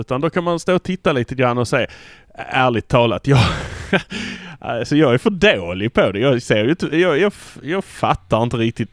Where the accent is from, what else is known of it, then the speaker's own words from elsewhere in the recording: Malmö, Skåne, Sweden; vi är från Malmö